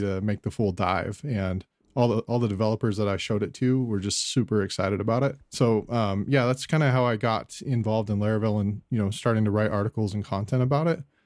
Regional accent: Scottsdale, Arizona, United States; I'm from Scottsdale, Arizona, uh, grew up here in Arizona

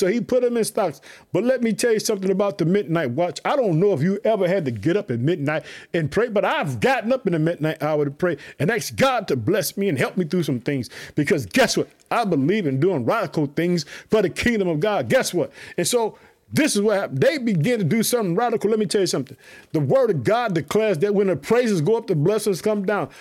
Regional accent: Illinois, United States; also born or lived in Chicago; my home state, the state of Illinois. I live in the city of Chicago

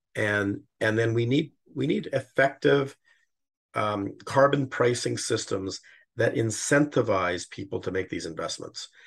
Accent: Calgary, Alberta, Canada; moved away; also born or lived in Toronto; I'm born in Calgary and I'm currently living here.

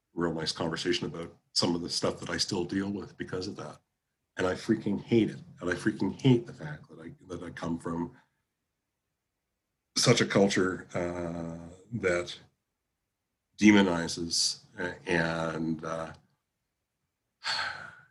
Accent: Prince Albert, Saskatchewan, Canada; moved away as an adult; also born or lived in Ontario / Calgary; I grew up in Prince Albert, north of Saskatoon

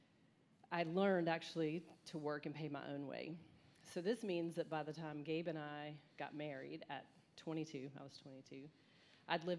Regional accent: Charlotte, North Carolina, United States; I grew up actually here in Charlotte.

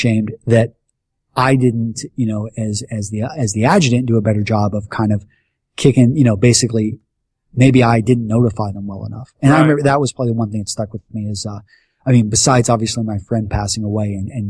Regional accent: Texas, United States; moved away as an adult; also born or lived in Iowa; growing up in Texas

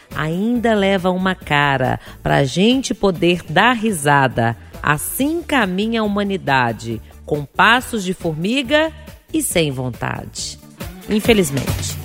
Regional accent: Sabará, Minas Gerais, Brazil; eu, como uma boa sabarense, né? Quem é de Sabará

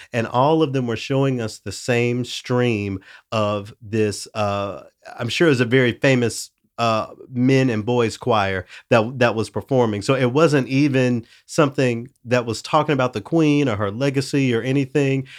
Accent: Memphis, Tennessee, United States; now in Saint Paul, United States; my hometown of Memphis

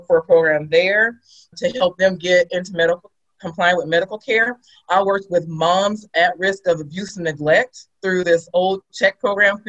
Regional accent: Sacramento, California, United States; I'm from Sacramento, California

